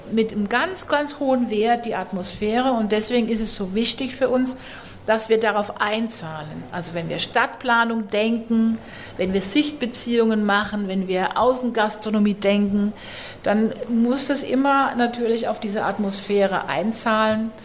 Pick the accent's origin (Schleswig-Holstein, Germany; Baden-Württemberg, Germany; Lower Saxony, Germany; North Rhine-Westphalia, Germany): Baden-Württemberg, Germany; Heidelberg; moved away as an adult; now in Nuremberg, Germany; für mich aus Heidelberg kommend